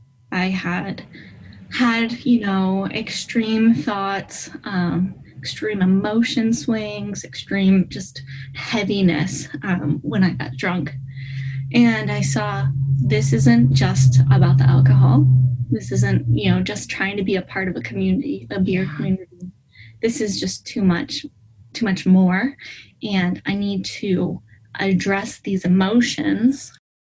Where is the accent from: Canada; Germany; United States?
United States; East Coast; because I'm from the East Coast at sea level and Denver's Mile High City, right?